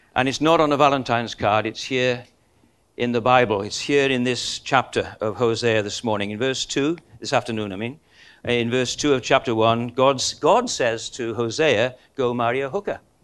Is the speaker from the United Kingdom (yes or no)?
yes; Welsh, Wales, United Kingdom; we're Welsh